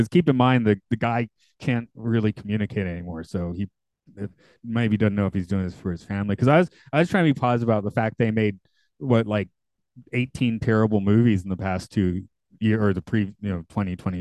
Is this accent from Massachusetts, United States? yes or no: no; Atlanta, Georgia, United States; Atlanta, my hometown